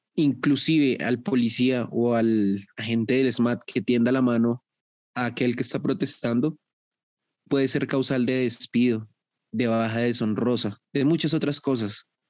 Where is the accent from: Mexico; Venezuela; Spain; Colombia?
Colombia; Bogotá; yo soy de Bogotá